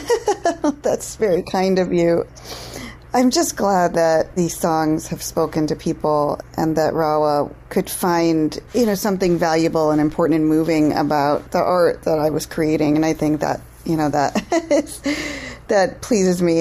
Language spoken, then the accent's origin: English; India; moved away; I'm from India